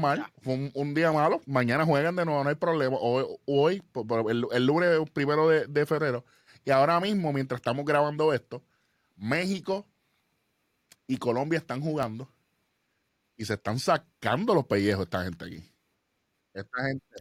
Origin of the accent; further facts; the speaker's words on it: Puerto Rico; nosotros somos puertorriqueños